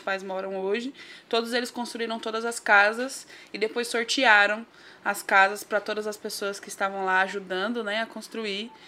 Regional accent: São Paulo, Brazil; Nascida e criada no Grajaú mais precisamente ali no Mutirão, perto do Jardim Lucélia

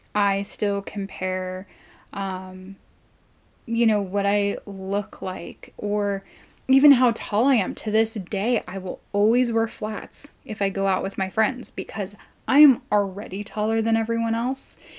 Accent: Long Beach, California, United States; I grew up in Southern California

